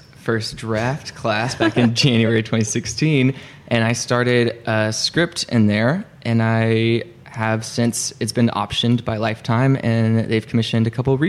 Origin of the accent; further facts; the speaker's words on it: Arkansas, United States; I'm actually from Arkansas.